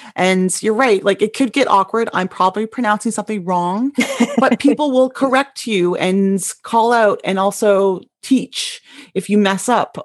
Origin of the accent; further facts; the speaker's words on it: Canada; now in Bothell, United States; as Canadian